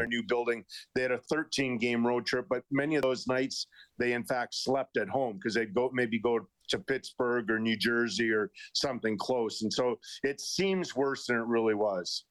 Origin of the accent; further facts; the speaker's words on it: Edmonton, Alberta, Canada; growing up in Edmonton